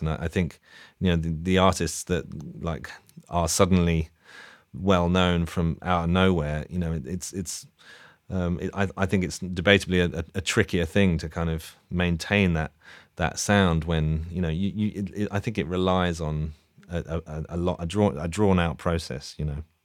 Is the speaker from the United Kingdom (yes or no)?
yes; London, United Kingdom; also born or lived in Leeds; I grew up in Hackney near Dalston.